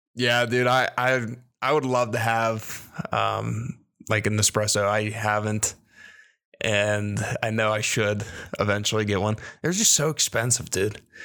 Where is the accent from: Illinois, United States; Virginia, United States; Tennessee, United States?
Virginia, United States; I was born in Virginia.